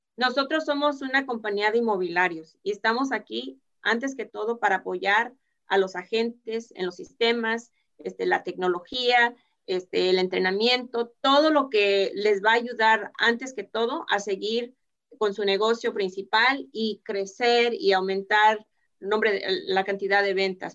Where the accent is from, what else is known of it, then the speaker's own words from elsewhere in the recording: Mexico; somos, somos mexicanos